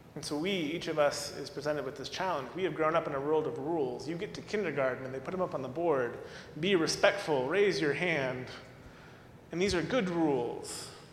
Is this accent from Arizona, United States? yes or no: yes; Arizona, United States; moved away; my home state